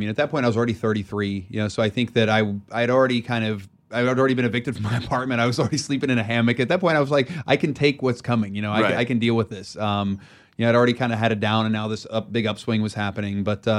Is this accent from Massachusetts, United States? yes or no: no; West Virginia, United States; I bought a little cabin because I grew up in West Virginia, you know, so I love being out in the mountains.